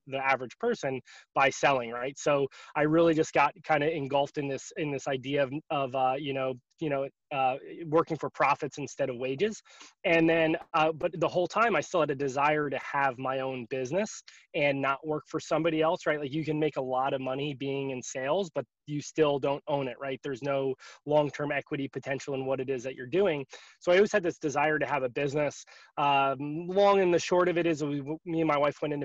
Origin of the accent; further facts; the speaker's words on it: Northern New Jersey, United States; also born or lived in Rochester, New York / Tampa, Florida; now in Florida, United States; I grew up in Northern New Jersey.